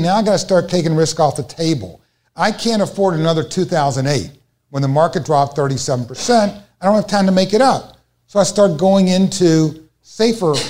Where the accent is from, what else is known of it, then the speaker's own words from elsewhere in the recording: Louisville, Kentucky, United States; I'm from Louisville, Kentucky